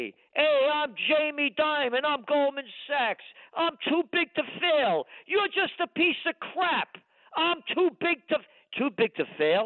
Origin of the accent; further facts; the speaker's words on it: United States; I'm an American